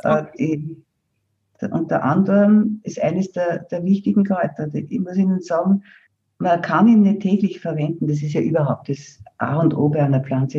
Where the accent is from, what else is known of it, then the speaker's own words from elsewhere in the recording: Austria; bei uns in Österreich im Seewinkel